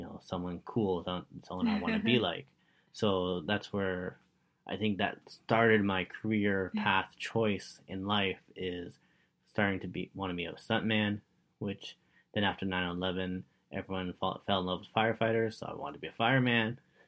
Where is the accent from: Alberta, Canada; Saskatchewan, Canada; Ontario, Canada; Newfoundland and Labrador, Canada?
Ontario, Canada; Richmond Hill; I grew up in Richmond Hill, and back then it was mainly Italian people living in Richmond Hill.